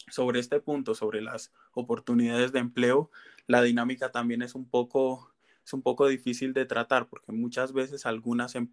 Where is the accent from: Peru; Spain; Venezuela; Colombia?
Colombia; se ven expuestas a unos niveles de pobreza que nos hacen cuestionarnos a nosotros mismos como colombianos, ¿por qué si hay personas, bueno, si hay tanta diversidad en nuestro país